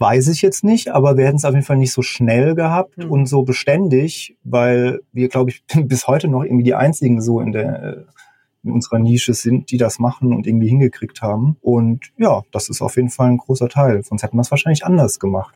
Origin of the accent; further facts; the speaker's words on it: Mannheim, Baden-Württemberg, Germany; moved away; also born or lived in Hamburg; Ich komme ja eigentlich aus der Mannheimer Gegend